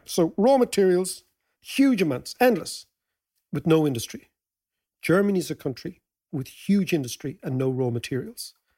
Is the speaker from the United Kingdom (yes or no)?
no; Ireland; As Irish people